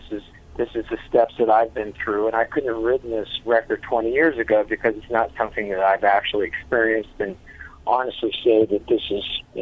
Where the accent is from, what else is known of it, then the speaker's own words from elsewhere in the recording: Las Vegas, Nevada, United States; We came from Las Vegas. We were a different type of animal on that side.